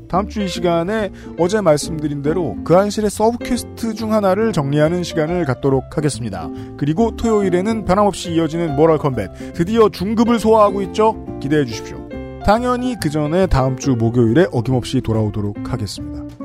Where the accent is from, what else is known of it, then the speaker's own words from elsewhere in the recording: Seoul, South Korea; 저는 저는 서울 평생 서울 사람인데